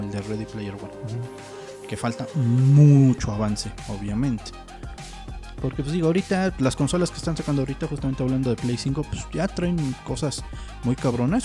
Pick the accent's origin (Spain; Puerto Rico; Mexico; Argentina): Mexico